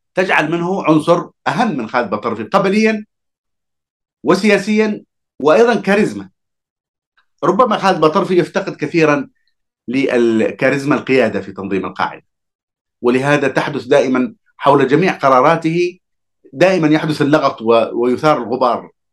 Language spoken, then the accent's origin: Arabic; Hadhramaut, Yemen; أنا كحضرمي